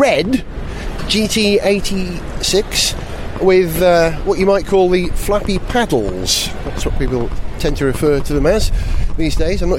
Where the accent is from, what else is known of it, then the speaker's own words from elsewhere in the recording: Wales, United Kingdom; being a Welshman.